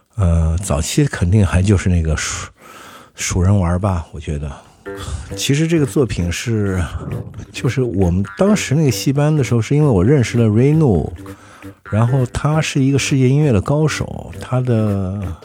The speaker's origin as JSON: {"language": "Chinese", "region": "Xinjiang", "country": "China", "tie": "born or raised there", "also_born_or_lived": "Shanghai", "said": "我小时候是在新疆，对，我是在新疆出生哦，然后在，在那个军区大院儿里面，因为那时候在新疆好多山东人，东北人"}